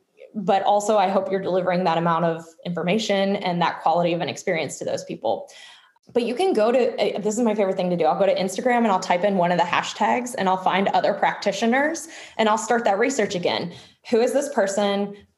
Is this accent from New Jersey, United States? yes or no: no; Louisville, Kentucky, United States; also born or lived in Munich / Chicago / Texas; now in Boston, United States; I currently live in Boston, Massachusetts, but I'm originally from Louisville, Kentucky, and have lived a lot of places like München, Munich, Chicago, Texas. So just kind of from everywhere.